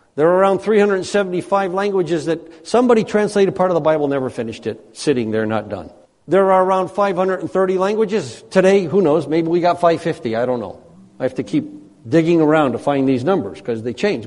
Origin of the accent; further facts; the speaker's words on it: United States; moved away; as an American